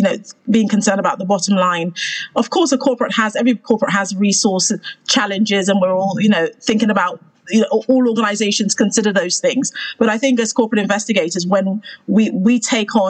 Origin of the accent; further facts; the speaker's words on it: Sierra Leone; moved away; also born or lived in United Kingdom; I am Sierra Leonean by birth and as well as nationality. I have joint a dual nationality. I'm British Sierra Leonean.